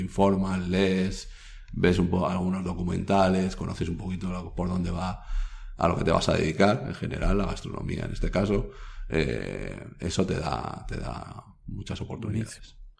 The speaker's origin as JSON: {"language": "Spanish", "region": "Basque Country", "country": "Spain", "said": "soy vasco"}